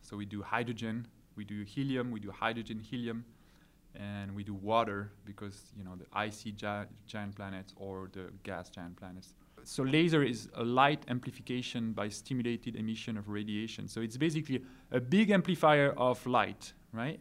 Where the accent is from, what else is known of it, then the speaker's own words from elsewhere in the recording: France; now in California, United States; I'm from France originally